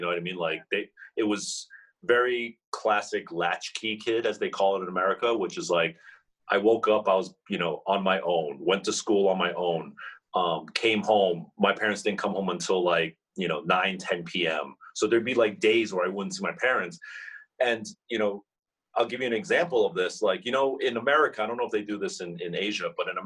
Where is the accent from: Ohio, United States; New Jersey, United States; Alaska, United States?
New Jersey, United States; now in New York City, United States; I was born in New Jersey